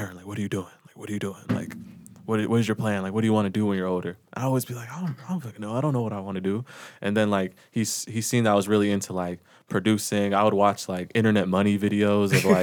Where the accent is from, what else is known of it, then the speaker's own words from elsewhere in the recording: Las Vegas, Nevada, United States; Born and raised in Vegas